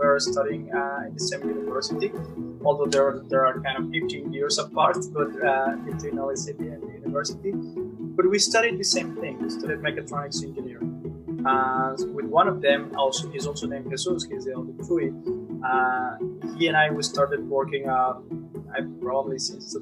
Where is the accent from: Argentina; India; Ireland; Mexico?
Mexico; Monterrey, Nuevo León; I was born and raised in Monterrey, Mexico